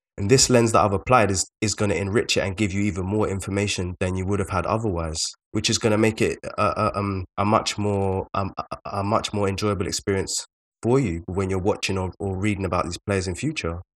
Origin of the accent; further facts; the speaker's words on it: London, United Kingdom; we are both from South London